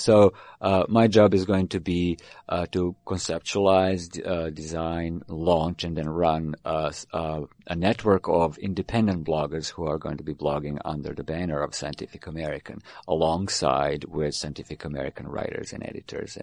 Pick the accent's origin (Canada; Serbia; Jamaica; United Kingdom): Serbia; Belgrade; moved away; I was born in Belgrade, which is now Serbia